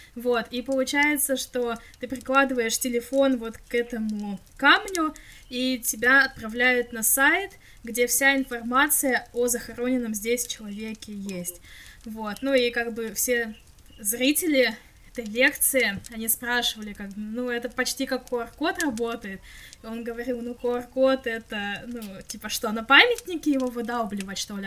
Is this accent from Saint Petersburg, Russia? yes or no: no; Krasnoyarsk, Krasnoyarsk Krai, Russia; moved away; я когда поеду домой в Красноярск